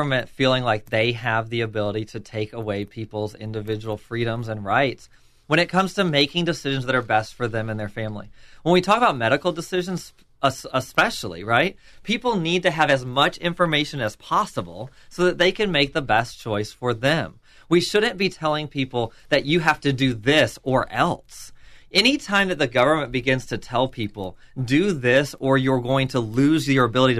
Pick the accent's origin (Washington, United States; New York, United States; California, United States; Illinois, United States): New York, United States; Buffalo; moved away as an adult; also born or lived in Western Tennessee / Alabama / South Carolina / Kentucky; now in Florida, United States; I grew up in Buffalo, New York. I was born and raised up there